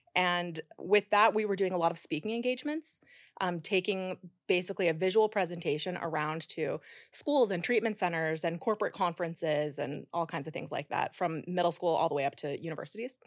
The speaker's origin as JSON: {"language": "English", "region": "Idaho", "country": "United States", "tie": "born or raised there", "also_born_or_lived": "Utah", "moved": "as an adult", "lives_now": "New York City, United States", "said": "I grew up in Idaho"}